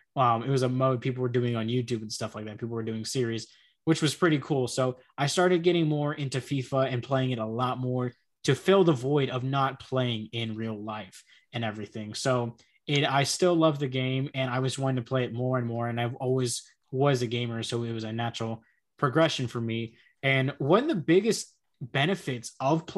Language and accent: English; Texas, United States; accent: American; I'm an American, obviously, if you can tell by the accent